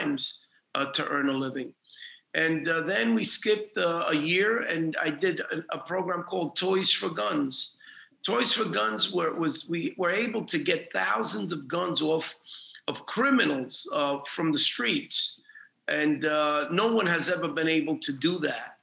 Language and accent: English; New York City, New York, United States; also born or lived in Dominican Republic; I grew up in the Lower East Side